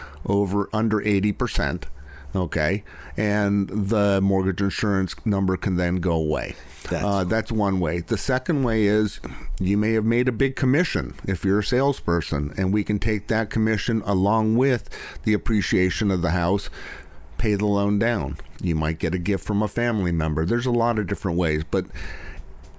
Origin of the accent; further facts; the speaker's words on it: Los Altos, California, United States; also born or lived in Clayton, California; the house that I grew up in Los Altos